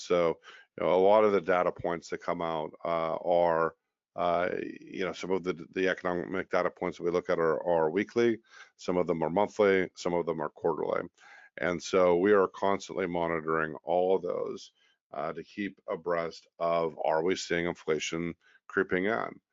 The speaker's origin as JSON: {"language": "English", "country": "United States", "said": "as a American"}